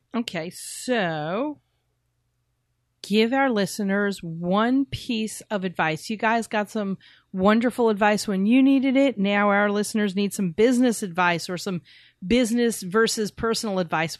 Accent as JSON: {"language": "English", "region": "New York", "country": "United States", "said": "we're from New York"}